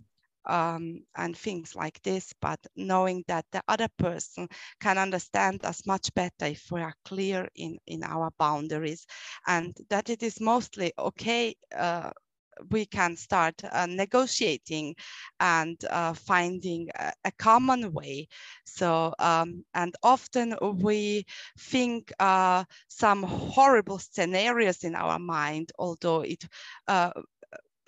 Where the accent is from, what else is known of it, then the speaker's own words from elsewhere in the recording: Austria; I'm from Austria